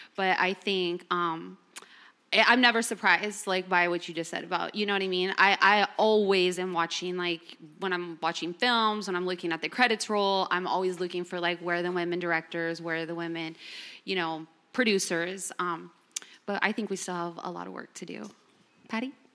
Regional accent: Los Angeles, California, United States; I'm born and raised in Los Angeles.

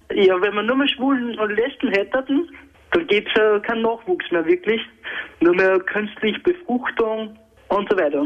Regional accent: Tyrol, Austria; moved away as an adult; now in Vienna, Austria; ich komme ursprünglich von Tirol

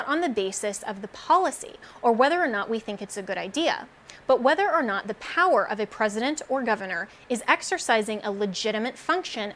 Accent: United States; we as American citizens

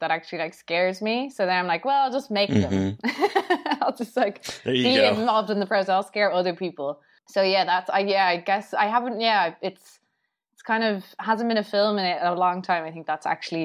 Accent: Ireland; I'm obviously from Ireland, and I think here, obviously, everyone's basically Irish Catholic

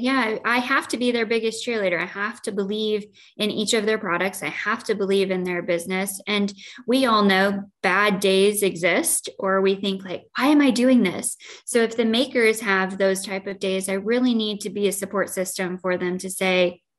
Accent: Joy, Illinois, United States; I grew up in Joy, Illinois.

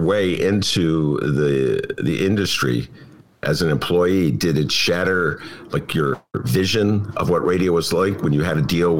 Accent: Evanston, Illinois, United States; I was a kid growing up in Evanston, went to Evanston High School and Nichols Junior High.

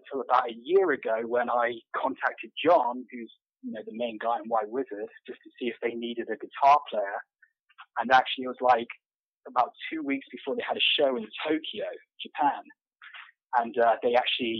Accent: Devon, South West England, United Kingdom; moved away as an adult; also born or lived in San Diego, United States; now in Los Angeles, United States; I'm from Devon, England, which is actually a sort of a very low-populated area in the southwest

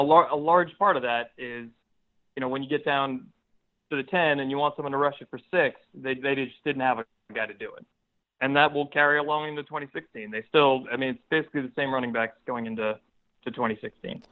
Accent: New Jersey, United States; now in New York City, United States; I live in New York City now, and I grew up in New Jersey

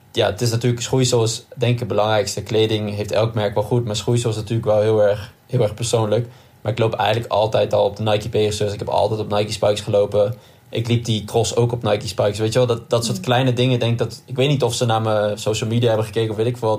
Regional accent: Nijmegen, Gelderland, Netherlands; Als Nijmegenaar

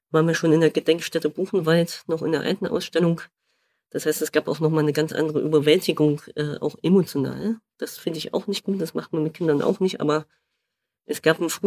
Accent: East Germany, Germany; Naja, ich bin ja Ostdeutscher, habe mich auch lange Zeit gar nicht gefragt, ob ich Ost- oder Westdeutsch bin

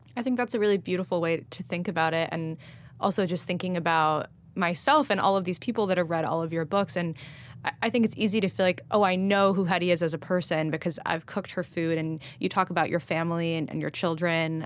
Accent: Los Angeles, California, United States; moved away; I grew up eating salad pizza

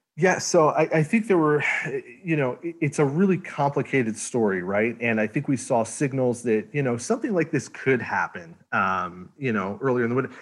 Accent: Northeast, United States; now in Houston, United States; I'm from the Northeast.

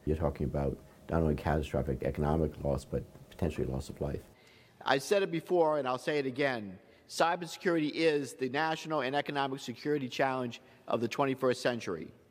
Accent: Warwick, Rhode Island, United States; here in, in my hometown of Warwick

